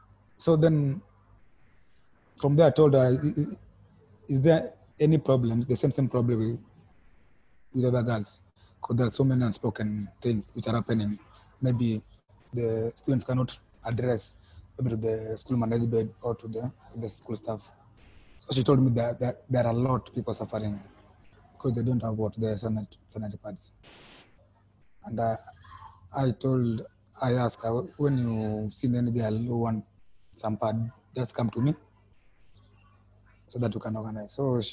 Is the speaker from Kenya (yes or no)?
yes; Kenya; I'm from Kenya.